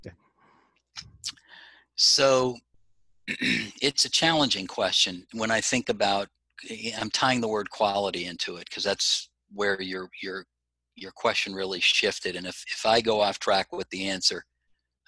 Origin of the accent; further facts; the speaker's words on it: South Florida, United States; I grew up in South Florida.